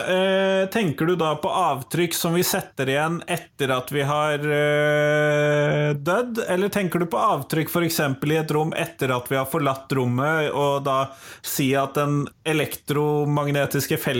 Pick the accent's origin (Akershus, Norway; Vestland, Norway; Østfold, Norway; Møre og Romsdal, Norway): Akershus, Norway; Drøbak; jo fra Drøbak